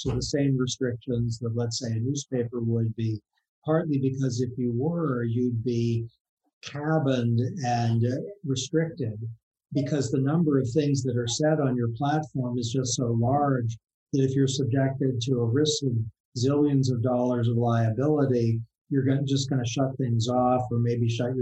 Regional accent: Boston, Massachusetts, United States; now in Washington, United States; my hometown newspaper, before I moved to Washington, the Boston Globe

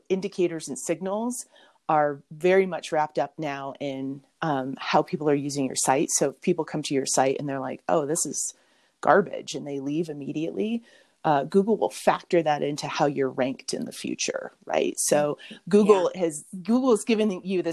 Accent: Mammoth Lakes, California, United States; in my hometown of Mammoth Lakes, California

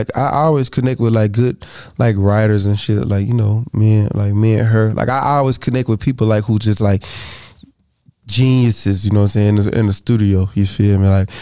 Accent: Alabama, United States; I feel like I was from Alabama.

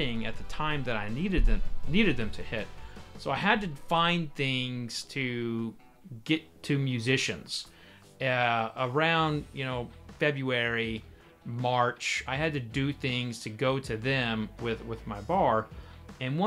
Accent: Oklahoma, United States; I grew up in Oklahoma

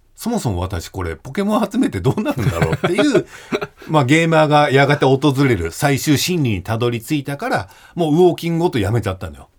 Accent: Koga, Fukuoka, Japan; moved away as an adult; now in Tokyo, Japan; 僕の地元の福 岡県、古河市

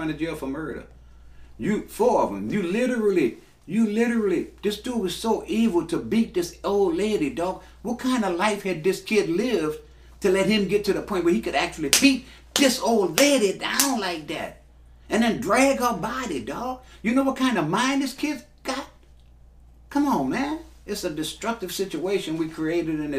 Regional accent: New Orleans, Louisiana, United States; moved away as an adult; also born or lived in Texas; Born and raised in New Orleans, 1950, at Charity Hospital

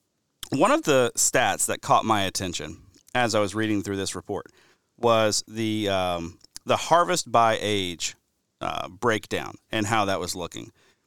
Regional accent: Alabama, United States; even my home state of Alabama was doing pretty well in that regard.

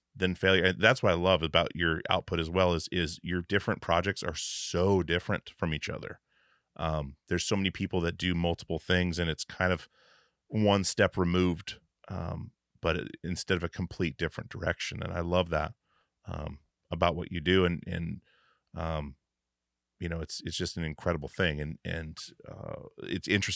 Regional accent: Alaska, United States; now in Portland, United States; I live in Portland, Oregon now, grew up in Alaska

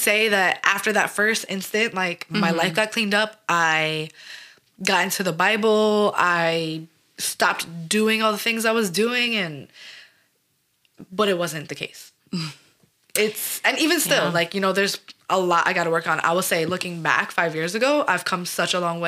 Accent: New York City, New York, United States; I'm born and raised in New York, Staten Island, New York, the slums of Shaolin

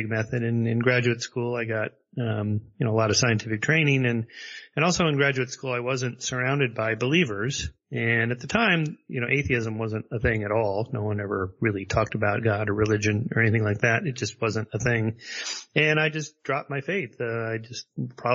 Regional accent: La Crescenta, California, United States; I was raised in La Crescenta area and sort of a suburb of Los Angeles

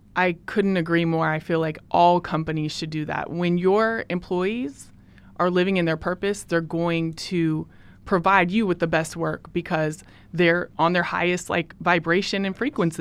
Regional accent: Portland, Oregon, United States; moved away as an adult; now in Oakland, United States; I'm from Portland, Oregon, and Portland raised me, Oakland made me who I am

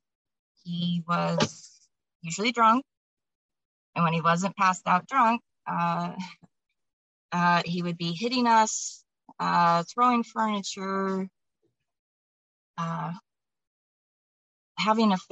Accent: Omaha, Nebraska, United States; I'm from Omaha, Nebraska, for a little background information. But I've grown up in Omaha, Nebraska

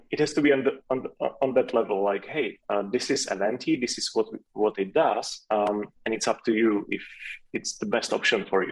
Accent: Czechia; first language Czech; English is a second language

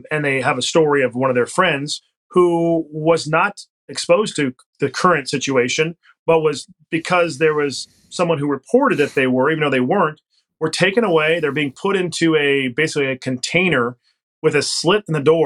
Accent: Yountville, California, United States; My hometown, Yountville

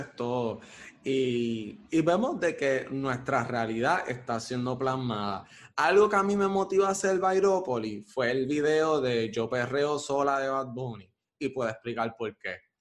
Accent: Caguas, Puerto Rico; also born or lived in Bairoa, Puerto Rico; now in Río Piedras, Puerto Rico; Actualmente vivo en Río Piedras, pero originalmente soy de Caguas

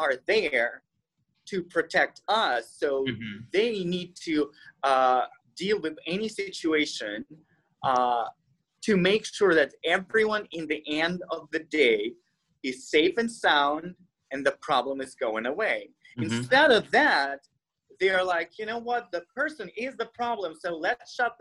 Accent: Russia; English is a second language; moved away; I'm Russian. I'm an immigrant, so deal with my accent

